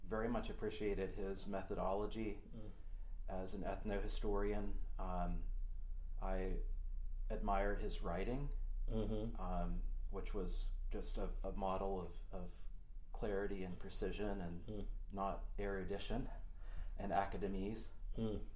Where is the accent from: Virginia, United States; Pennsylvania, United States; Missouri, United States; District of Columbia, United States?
Pennsylvania, United States; Western; in Western Pennsylvania, I was imbued with a, a love of, of uh, the 18th century.